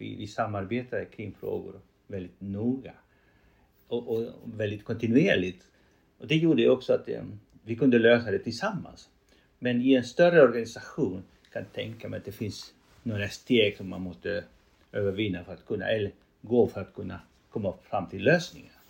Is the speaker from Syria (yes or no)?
no; Chile; first language Spanish; Swedish is a second language; moved away as an adult; now in Sweden; Som du hör, jag bryter. Eh, det är för att jag har spanska som modersmål. Jag är en man från Chile som kom till Sverige när jag var 35 eller 33 år.